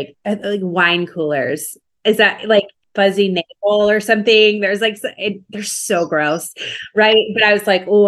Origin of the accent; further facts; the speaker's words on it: Minnesota, United States; I grew up in the North. I grew up in Minnesota